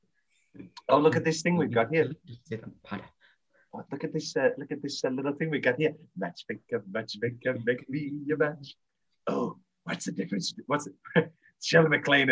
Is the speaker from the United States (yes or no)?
no; United Kingdom; we're obviously British